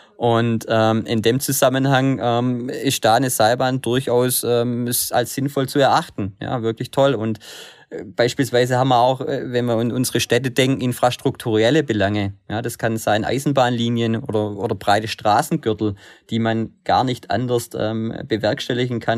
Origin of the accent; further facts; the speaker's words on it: Germany; also born or lived in Stuttgart; bei uns in Deutschland